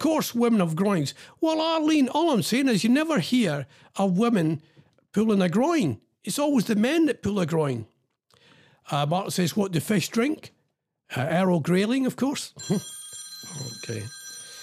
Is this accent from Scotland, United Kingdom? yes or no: yes; Scotland, United Kingdom; now in England; I'm Scottish